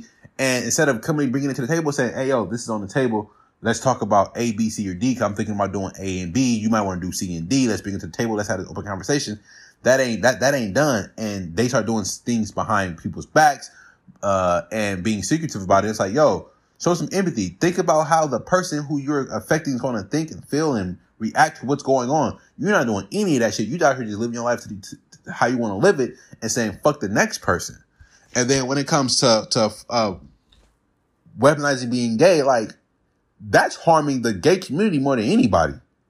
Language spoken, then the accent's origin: English; Watts, California, United States; People always say … where are you from? I say Watts because that's like my earliest memories.